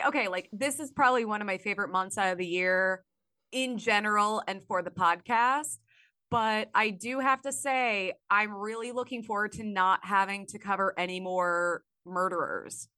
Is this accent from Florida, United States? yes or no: no; Illinois, United States; I grew up in Illinois.